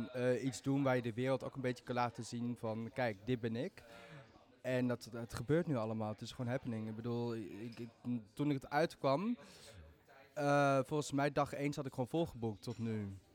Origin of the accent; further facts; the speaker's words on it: Maastricht, Limburg, Netherlands; Ik bedoel, ik kom uit Limburg. Ik ben gewoon een echte Maastrichtenaar in hart en nieren.